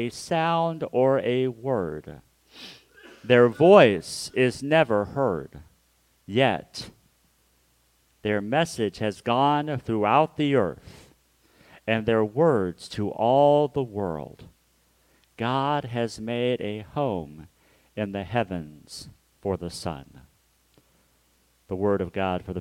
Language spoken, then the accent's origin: English; Hutchinson, Kansas, United States; moved away; my hometown of Hutchinson, Kansas